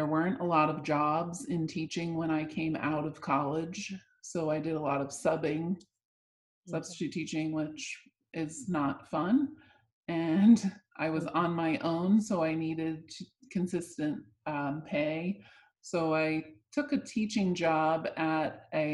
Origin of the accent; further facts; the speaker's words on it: New Jersey, United States; moved away as an adult; also born or lived in Pennsylvania; now in Florida, United States; I grew up in South New Jersey